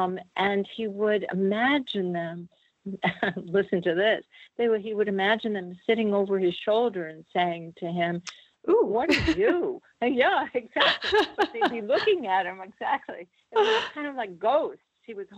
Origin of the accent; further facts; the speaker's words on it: Boston, Massachusetts, United States; I'm from New England, Boston, and my father was from Salem. So, you know, as a New Englander